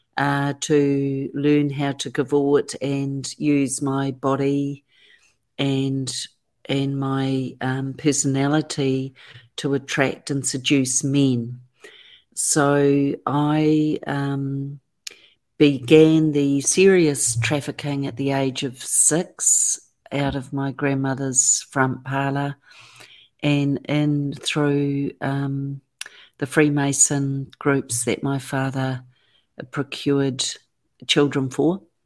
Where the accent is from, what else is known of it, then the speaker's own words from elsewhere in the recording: Auckland, New Zealand; I was born and raised in Auckland, New Zealand, and have lived there ever since.